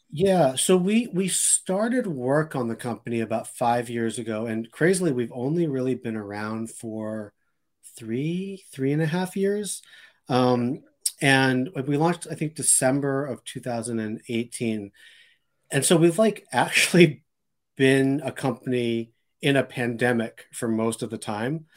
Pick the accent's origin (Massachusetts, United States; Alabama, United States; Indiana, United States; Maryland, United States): Massachusetts, United States; Boston; also born or lived in Randolph; I grew up in, in Boston